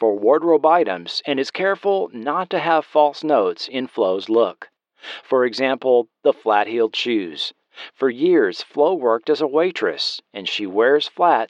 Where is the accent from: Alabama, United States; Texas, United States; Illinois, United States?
Alabama, United States; I used a lot of my growing up in Alabama. I knew a lot of women like her.